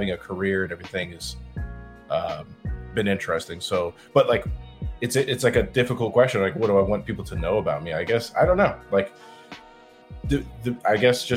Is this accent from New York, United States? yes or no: no; Arizona, United States; also born or lived in California; I was born in California. Moved to Arizona